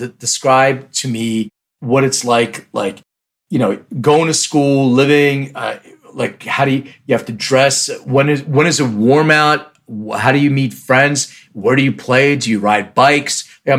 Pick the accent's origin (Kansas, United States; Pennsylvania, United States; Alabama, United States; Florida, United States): Pennsylvania, United States; Philadelphia; English is a second language; moved away as an adult; also born or lived in Lithuania; now in Los Angeles, United States; I'm an immigrant, right? So I was born in a country called Lithuania, and I immigrated when I was a kid here. And, you know, starting life, and I moved to Philadelphia